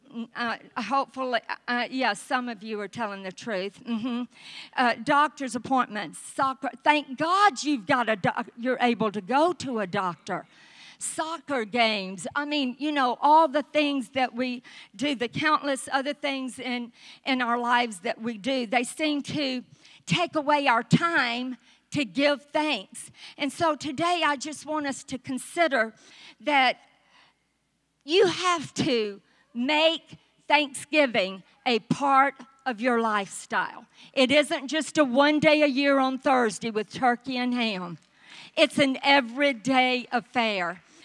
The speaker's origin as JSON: {"language": "English", "region": "the South", "country": "United States", "accent": "southern", "said": "my southern accent"}